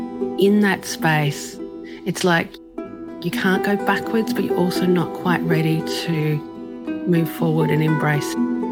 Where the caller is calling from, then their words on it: Brisbane, Queensland, Australia; I'm coming in from Brisbane in Australia